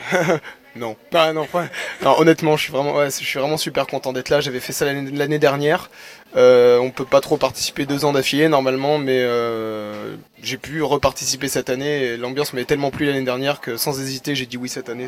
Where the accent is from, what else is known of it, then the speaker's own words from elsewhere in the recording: Bordeaux, Nouvelle-Aquitaine, France; Je viens de Bordeaux Centre